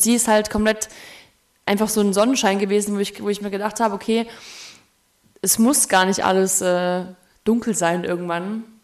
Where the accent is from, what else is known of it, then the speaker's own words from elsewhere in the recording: the East, East Germany, Germany; ich komme aus dem Osten